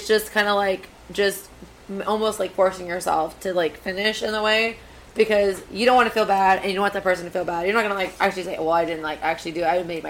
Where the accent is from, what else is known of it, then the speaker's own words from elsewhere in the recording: Galveston, Texas, United States; Galveston, Texas.